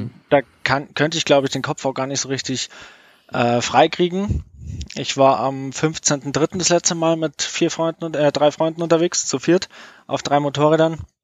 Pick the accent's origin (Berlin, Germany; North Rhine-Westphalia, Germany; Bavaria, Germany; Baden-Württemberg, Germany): Bavaria, Germany; near Munich; ich bin aus der Nähe von München